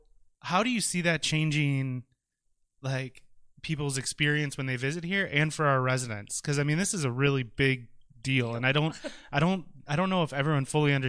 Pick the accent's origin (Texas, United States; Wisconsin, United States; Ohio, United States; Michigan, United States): Wisconsin, United States; De Pere; I grew up in De Pere, so this is, super cool for me, as everyone knows. De Pere, not West De Pere.